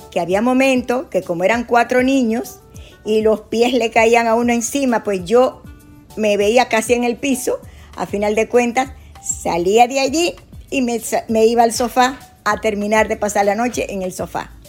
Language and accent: Spanish; La Vega, Dominican Republic; moved away as an adult; also born or lived in Puerto Rico / New York; now in Tampa, United States; Yo nací en La Vega, en la República Dominicana.